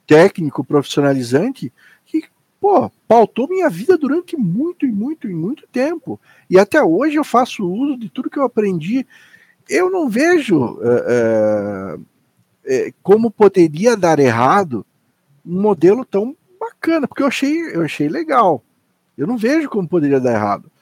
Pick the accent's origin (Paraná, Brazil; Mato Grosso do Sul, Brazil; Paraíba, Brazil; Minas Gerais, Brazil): Paraná, Brazil; Curitiba